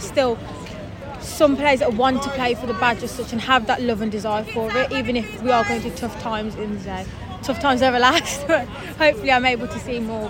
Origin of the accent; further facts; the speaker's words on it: Dudley, West Midlands, United Kingdom; No, it's about a 10-minute train journey from near Dudley, as you can tell, because my accent.